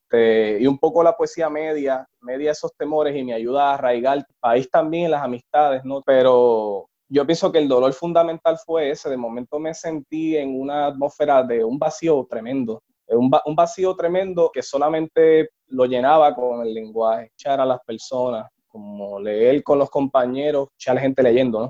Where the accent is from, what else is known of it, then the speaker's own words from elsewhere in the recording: Puerto Rico; como puertorriqueño